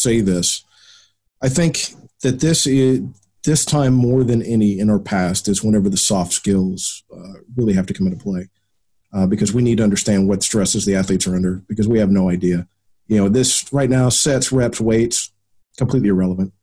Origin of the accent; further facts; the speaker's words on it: United States; being an American